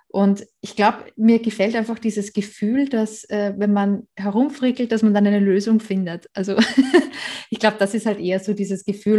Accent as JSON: {"language": "German", "country": "Austria", "moved": "as an adult", "lives_now": "Germany", "said": "Ursprünglich komme ich aus Österreich"}